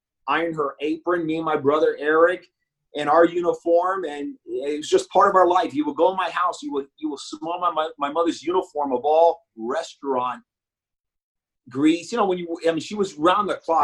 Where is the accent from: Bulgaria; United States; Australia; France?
United States; Miami, Florida; also born or lived in Bronx, New York / Hialeah; I was born in the Bronx, and then as a peewee, we came to Miami, South Florida